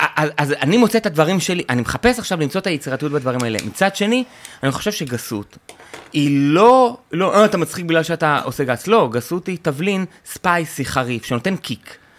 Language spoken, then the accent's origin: Hebrew; Tel Aviv-Yafo, Tel Aviv District, Israel; also born or lived in kibbutz; גדלתי, זה אתה לא יודע, גדלתי ביפו